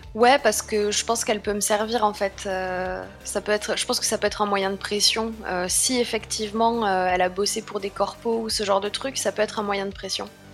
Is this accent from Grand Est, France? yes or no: no; Paris, Île-de-France, France; je viens quand même de Paris